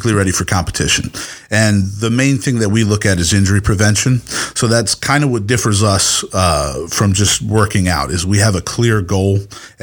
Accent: Southern Maryland, United States; moved away as an adult; also born or lived in Texas; I grew up in Southern Maryland

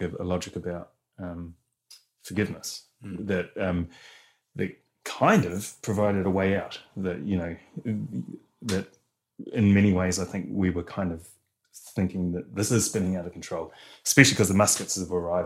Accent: Rotorua, Bay of Plenty, New Zealand; I come from Rotorua, so I'm Te Arawa

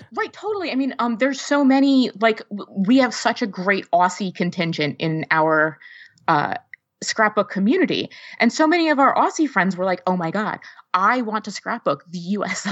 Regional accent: outside New York City, New Jersey, United States; now in East Lansing, United States; i live in east lansing michigan right now but i was born and raised right outside of new york city in north jersey

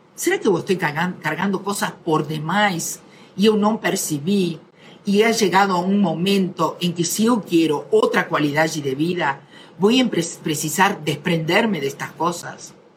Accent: Argentina; yo soy argentina

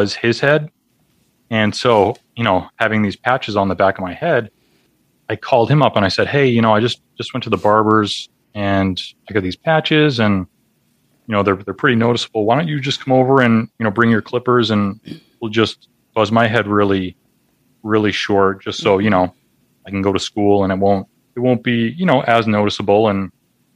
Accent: Boston, Massachusetts, United States; I'm from the Boston area.

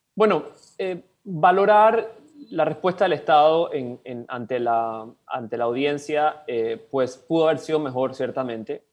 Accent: Panama; tenemos todos como panameñas y panameños

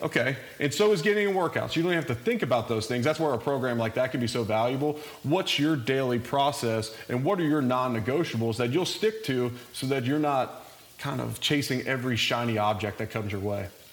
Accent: Cincinnati, Ohio, United States; moved away; also born or lived in Louisville; I'm originally from Cincinnati, so I grew up a big Bengals fan.

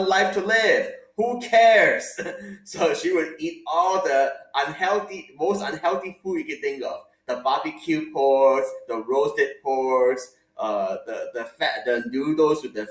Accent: Hong Kong; moved away; I grew up in Hong Kong with my parents

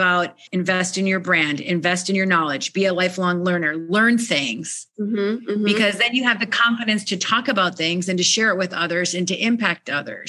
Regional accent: Minnesota, United States; I was born and raised in Minnesota in the United States.

